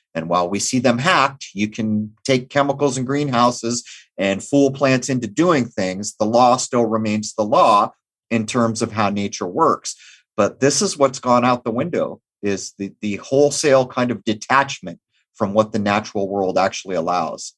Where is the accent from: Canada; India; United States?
United States; Southern California; now in Rhode Island, United States; I grew up in Southern California